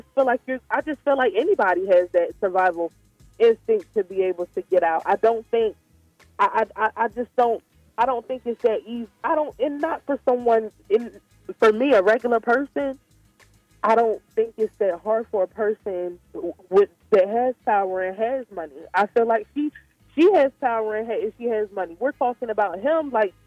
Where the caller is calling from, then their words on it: Salisbury, Maryland, United States; I'm calling from Salisbury, Maryland.